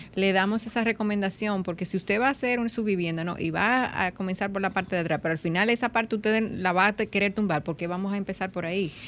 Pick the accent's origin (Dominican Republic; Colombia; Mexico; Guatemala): Dominican Republic